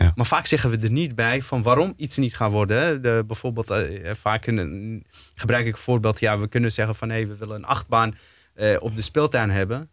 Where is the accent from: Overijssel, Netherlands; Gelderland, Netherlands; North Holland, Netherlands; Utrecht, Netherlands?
North Holland, Netherlands; Amsterdam; ik kom uit Slotervaart zelf, eh, ben daar opgegroeid